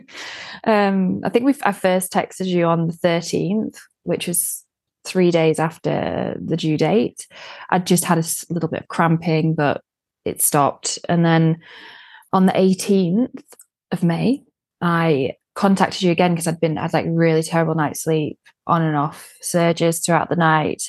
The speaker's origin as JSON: {"language": "English", "country": "United Kingdom", "moved": "as an adult", "lives_now": "Sweden", "said": "being British"}